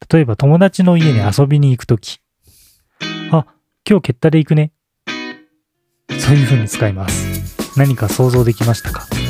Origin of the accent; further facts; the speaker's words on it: Gifu, Japan; 僕ら岐阜で育ったので